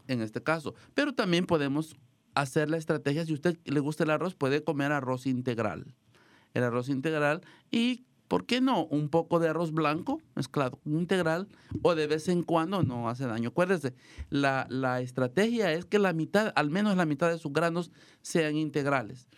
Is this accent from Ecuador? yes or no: no; El Salvador; now in Marin County, United States; nos van a visitar unos amigos de mi país, El Salvador, yo soy de El Salvador